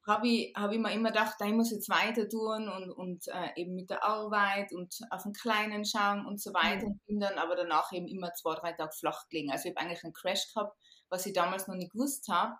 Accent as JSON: {"language": "German", "region": "Tyrol", "country": "Austria", "said": "ich bin aus Tirol"}